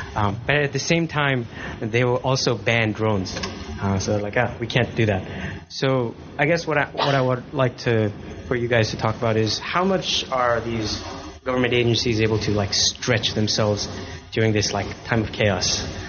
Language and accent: English; Nepal; I come from Nepal